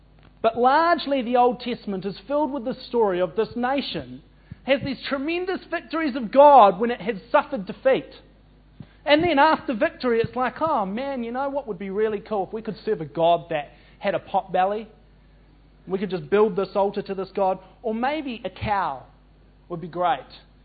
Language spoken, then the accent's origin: English; New Zealand; as a New Zealander